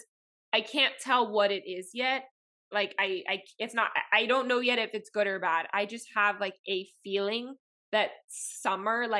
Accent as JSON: {"language": "English", "town": "Miami", "region": "Florida", "country": "United States", "tie": "born or raised there", "first_language": "Spanish", "second_language": "English", "said": "I grew up in Miami"}